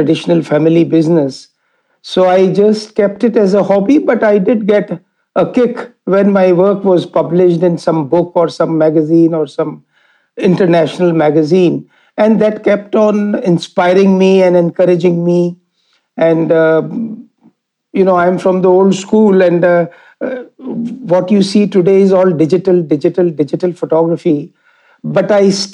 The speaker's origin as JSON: {"language": "English", "town": "Jaipur", "region": "Rajasthan", "country": "India", "tie": "born or raised there", "said": "I'm born and brought up in Rajasthan, in Jaipur."}